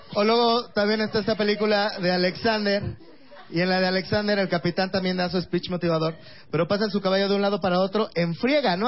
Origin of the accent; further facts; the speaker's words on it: Mexico City, Mexico; soy de Iztapalapa